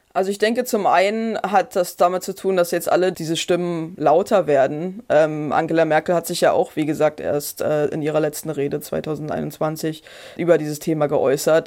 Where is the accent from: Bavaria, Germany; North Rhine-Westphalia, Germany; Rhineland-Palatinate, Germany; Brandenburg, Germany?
Brandenburg, Germany; accent: Brandenburg with a bit of Berlin; ich komme aus Brandenburg und da schleift sicherlich noch ein bisschen Berlin